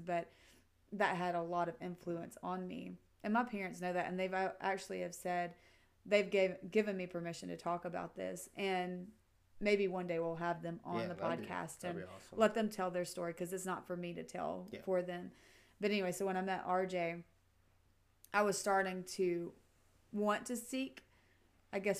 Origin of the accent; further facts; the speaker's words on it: Mississippi, United States; growing up in Mississippi